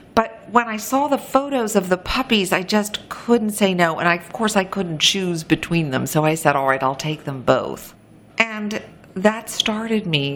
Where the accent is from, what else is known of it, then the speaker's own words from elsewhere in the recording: New York City, New York, United States; I grew up in New York City